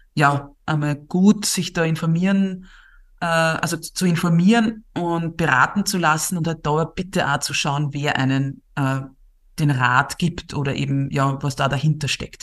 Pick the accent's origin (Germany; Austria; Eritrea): Austria; Bei uns in Österreich